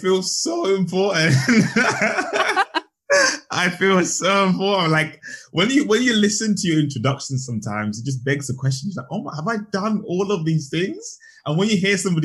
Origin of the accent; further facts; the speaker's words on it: Zambia; I was brought up in Zambia. So I grew up in Zambia